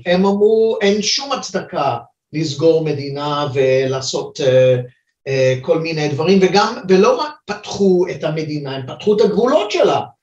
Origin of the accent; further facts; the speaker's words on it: China; now in Israel; אני יליד סין, אז אני יודע מה זה התרבות הזאת